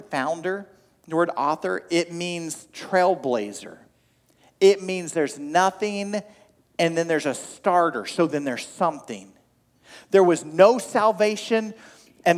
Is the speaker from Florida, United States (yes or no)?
no; Oklahoma, United States; I grew up in Oklahoma